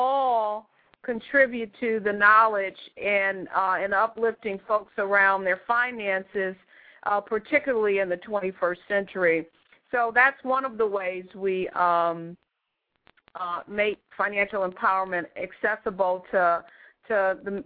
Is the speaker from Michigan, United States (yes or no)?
yes; Detroit, Michigan, United States; moved away as an adult; also born or lived in Hawaii / West Coast; I'm from Detroit, Michigan originally